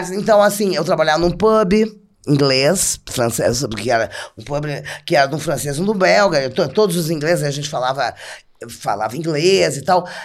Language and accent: Portuguese; Rio Grande do Sul, Brazil; now in São Paulo, Brazil; É, eu sou gaúcha, cheguei em São Paulo em 1984.